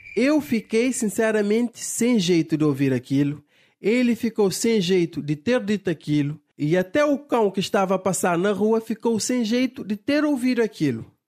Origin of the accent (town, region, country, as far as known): Cape Verde